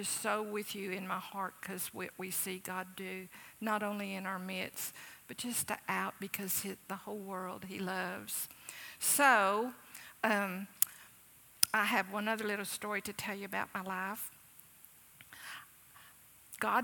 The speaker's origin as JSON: {"language": "English", "town": "Waco", "region": "Texas", "country": "United States", "tie": "born or raised there", "said": "I grew up here in Waco and went to Baylor."}